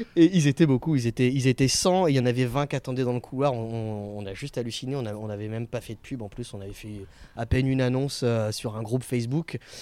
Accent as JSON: {"language": "French", "area": "Picardy", "region": "Hauts-de-France", "country": "France", "also_born_or_lived": "Florida, United States", "moved": "as an adult", "lives_now": "Barcelona, Spain", "said": "moi, je suis de Picardie à la base"}